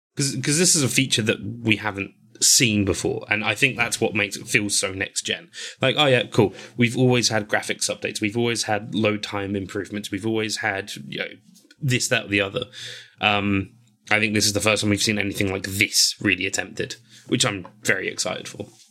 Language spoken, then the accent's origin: English; England, United Kingdom; I'm white. I'm English.